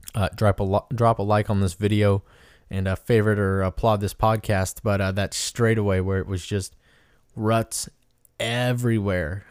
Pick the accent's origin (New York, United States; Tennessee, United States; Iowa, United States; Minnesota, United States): Iowa, United States; Indianola; at the farm, M X in Indianola, Iowa, which is my hometown.